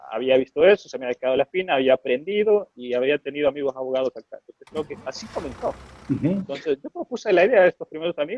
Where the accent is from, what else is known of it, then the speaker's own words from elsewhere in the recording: Honduras; Yo estaba en Honduras, yo soy de Honduras